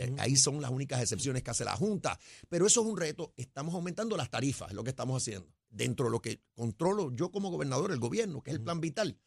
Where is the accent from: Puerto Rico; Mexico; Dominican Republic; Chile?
Puerto Rico; somos puertorriqueños primero